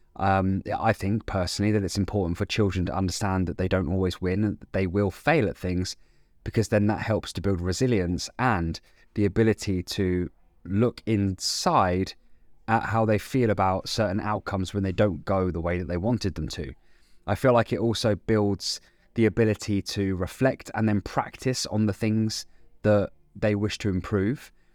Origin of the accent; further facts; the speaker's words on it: Andover, South East England, United Kingdom; my hometown of Andover in Hampshire